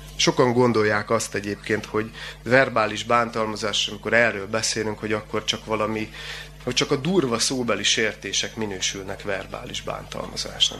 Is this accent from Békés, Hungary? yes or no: yes; Gyula, Békés, Hungary; Én gyulai születésű vagyok